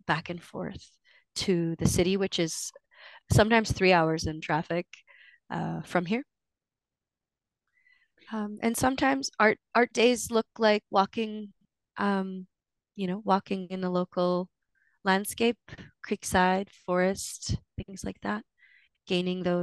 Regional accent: Cheam, Fraser Valley, British Columbia, Canada; from Chiam, which is a small village below Mount Chiam on the banks of the Fraser in the Fraser Valley

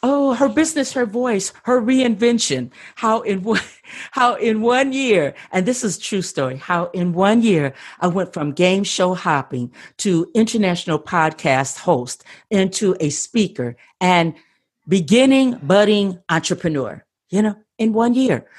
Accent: Midwest, United States; moved away as an adult; now in Southern California, United States; I'm from the Midwest

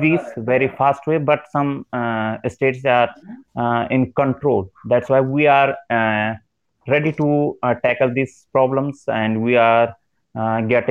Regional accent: India; I'm from India

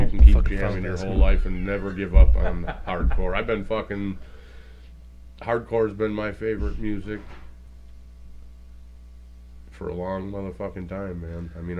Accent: Detroit, Michigan, United States; we're from Detroit.

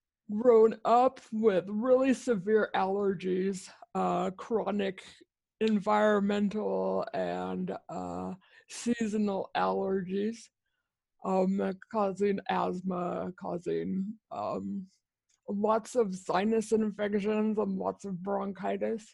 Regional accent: San Diego, California, United States; I grew up in sunny San Diego. I am a third generation San Diegan.

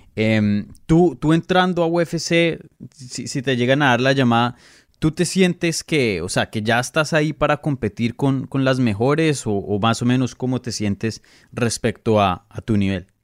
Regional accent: Colombia; now in United States; yo vivo acá en Estados Unidos, yo soy de Colombia

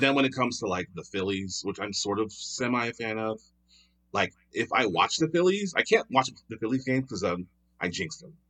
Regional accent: Philadelphia, Pennsylvania, United States; moved away as an adult; now in Los Angeles, United States; I'm originally from Philadelphia, Pennsylvania, born and raised, uh, but I've been in L A now for almost eight years

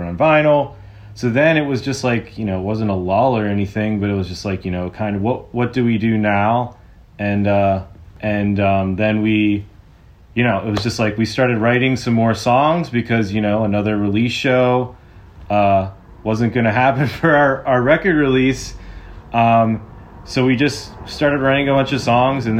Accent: about an hour south of Pittsburgh, Pennsylvania, United States; moved away as an adult; now in Southern California, United States; I'm from about an hour south of Pittsburgh

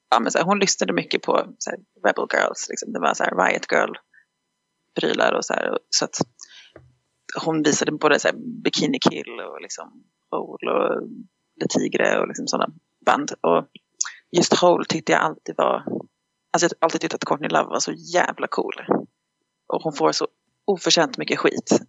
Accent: Stockholm, Stockholm County, Sweden; moved away as an adult; also born or lived in United States; now in Dalarna, Sweden; jag är född i USA, uppväxt i Stockholm men bor i Dalarna

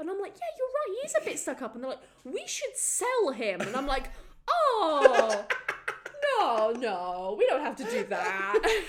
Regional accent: Wales, United Kingdom; I'm Welsh.

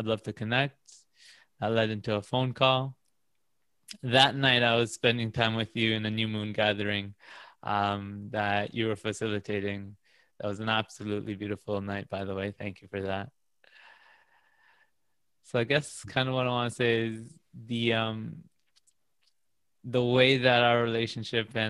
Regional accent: Toronto, Ontario, Canada; I'm also from Toronto

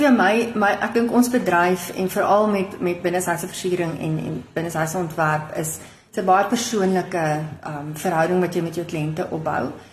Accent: Groot Marico, North West, South Africa; moved away as an adult; also born or lived in Rustenburg; now in Pretoria, South Africa; ek is gebore in die Noordwes provinsie of die ou Wes-Kaap, Groot Marikoe klein dorpie

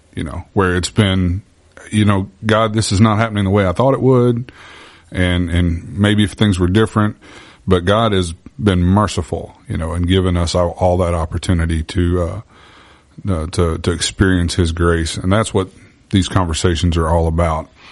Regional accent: Bible Belt, the South, United States; I was born and raised in the Bible Belt

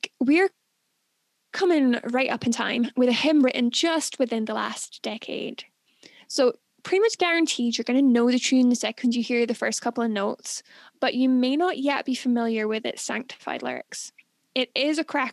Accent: Scotland, United Kingdom; as a Scottish person

